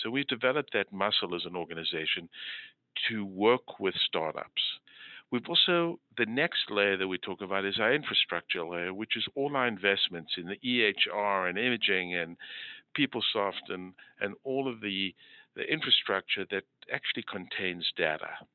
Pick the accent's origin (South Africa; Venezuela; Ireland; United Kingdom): South Africa; moved away as an adult; also born or lived in Moose Jaw, Saskatchewan, Canada / Philadelphia, United States / Boston, United States; now in Hartford, United States; I grew up in South Africa where I did my medical school training